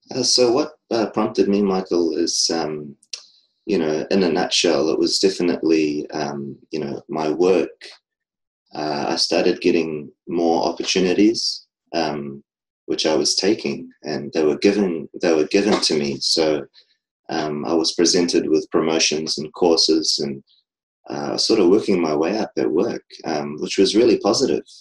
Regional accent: New Zealand; I'm from New Zealand

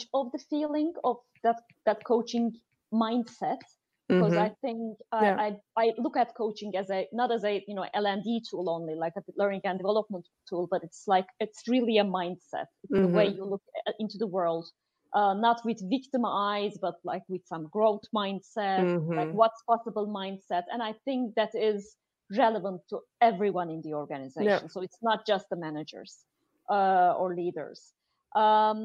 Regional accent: Turkey; now in Amsterdam, Netherlands; she's from the US, I'm from Turkey

